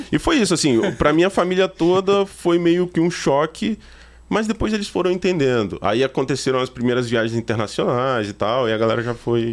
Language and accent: Portuguese; São Gabriel da Palha, Espírito Santo, Brazil; now in Petrópolis, Brazil; Eu, eu sou do Espírito Santo, natural do Espírito Santo. Eu moro em Petrópolis, Rio de Janeiro, né?